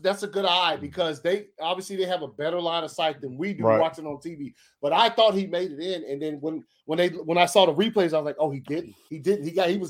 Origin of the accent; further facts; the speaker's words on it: Georgia, United States; I'm from Georgia